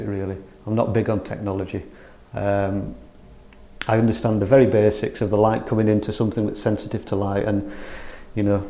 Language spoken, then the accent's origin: English; North Riding of Yorkshire, Yorkshire and the Humber, United Kingdom; moved away as an adult; now in Holmfirth, United Kingdom; I'm from the North Riding of Yorkshire, North Yorkshire Moors. When I came down to West Yorkshire 20 years ago